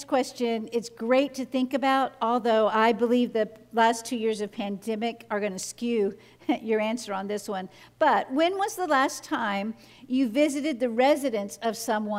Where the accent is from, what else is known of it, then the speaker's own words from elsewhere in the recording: the South, United States; I grew up in the South, in the United States, where members of my family casually and regularly would use the N-word